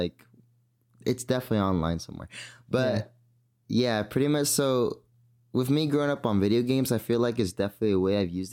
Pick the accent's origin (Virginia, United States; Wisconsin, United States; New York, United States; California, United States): California, United States; San Francisco; I was born in San Francisco